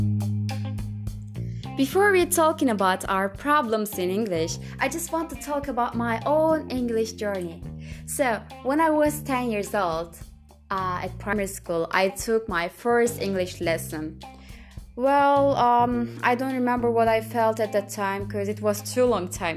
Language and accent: English; Turkey; English is a second language; I'm from Turkey, and I'm 19 years old